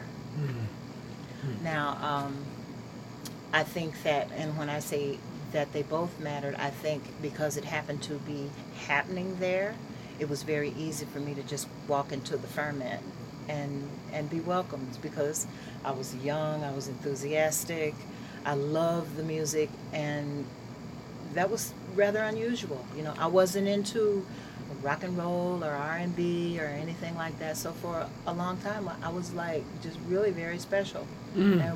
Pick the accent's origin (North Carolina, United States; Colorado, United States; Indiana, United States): Indiana, United States; Gary; also born or lived in Chicago, Illinois; now in Trenton, United States; I'm originally from the Midwest. I grew up in Gary, Indiana, and Chicago, Illinois.